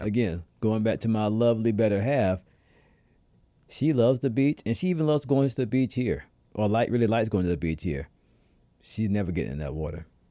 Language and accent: English; the South, United States; now in Rhode Island, United States; I'm a down south kid